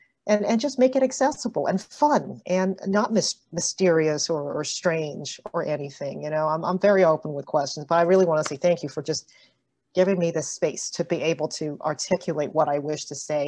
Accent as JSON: {"language": "English", "town": "Toronto", "region": "Ontario", "country": "Canada", "tie": "born or raised there", "also_born_or_lived": "Melbourne, Australia", "said": "I'm actually from Canada, so in case you're wondering how come she doesn't have an Aussie accent, this is as Aussie as I get. I'm actually from here, from Toronto, so Scarborough"}